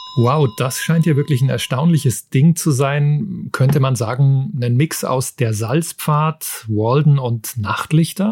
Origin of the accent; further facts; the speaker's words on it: Germany; bei uns in Deutschland